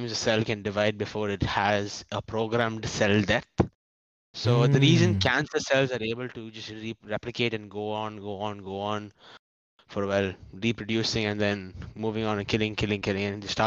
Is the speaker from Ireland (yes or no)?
no; India